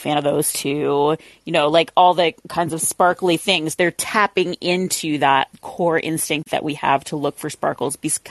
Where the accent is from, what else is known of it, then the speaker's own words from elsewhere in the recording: Alaska, United States; moved away; also born or lived in Portland; I am Catholic and I'm from Alaska